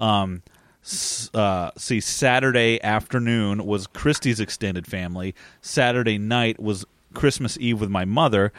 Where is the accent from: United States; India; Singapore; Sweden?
United States; also born or lived in New Jersey; Growing up in New York and New Jersey